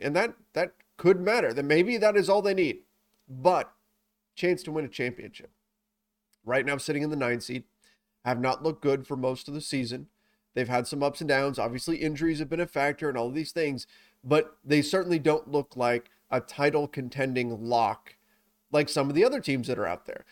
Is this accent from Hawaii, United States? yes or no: no; Southern California, United States; I grew up in Southern California